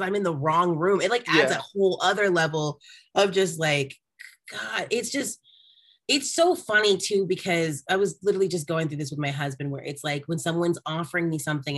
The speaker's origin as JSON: {"language": "English", "town": "Arlington", "region": "Texas", "country": "United States", "moved": "as an adult", "lives_now": "Los Angeles, United States", "said": "I'm actually from Arlington"}